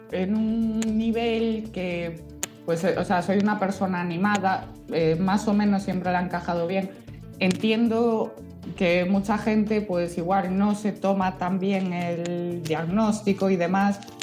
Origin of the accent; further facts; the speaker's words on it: Vigo area, Galicia, Spain; mi tierra es un lujo para eso